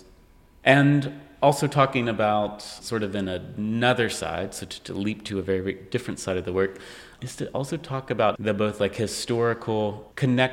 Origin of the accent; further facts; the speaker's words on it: East Tennessee, United States; the mountains that I grew up in East Tennessee